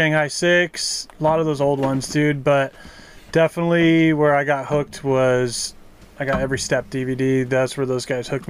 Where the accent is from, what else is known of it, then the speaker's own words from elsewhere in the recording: Bailey, Colorado, United States; also born or lived in Denver, Colorado; I was born in Denver, but I grew up in the foothills in Bailey, Colorado.